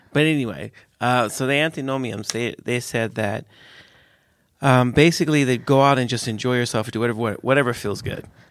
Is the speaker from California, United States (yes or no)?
yes; the hood in California, United States; I grew up in a really dangerous place. I didn't grow up in Europe, lack of guns. I grew up in America